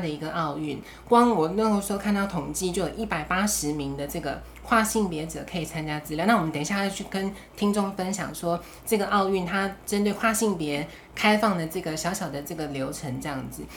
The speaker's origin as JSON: {"language": "Chinese", "country": "Taiwan", "said": "我们台湾人"}